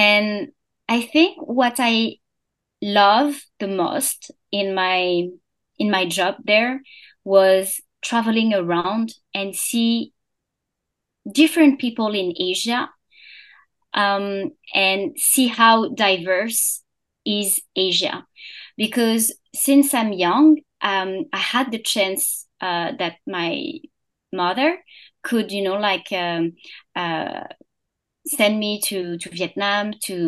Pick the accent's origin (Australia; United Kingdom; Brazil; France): France; English is a second language; moved away as an adult; also born or lived in Singapore / Hong Kong / Bangkok; I was born and I grew up in France